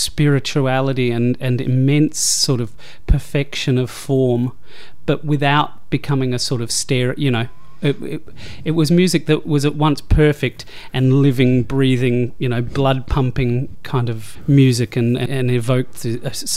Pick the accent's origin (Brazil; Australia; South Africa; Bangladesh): Australia; Adelaide, South Australia; moved away as an adult; also born or lived in Hamilton, Victoria / Melbourne; My dad was a teacher out in the country, and he got a job in the education union in Adelaide, which prompted our family to move when I was, I think, four years old. And so spent my childhood in Adelaide, spent my teenage years in Adelaide